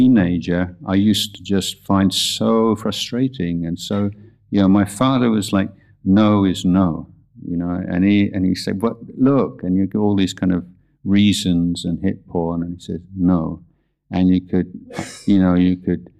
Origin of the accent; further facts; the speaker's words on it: England, United Kingdom; now in Thailand; growing up in England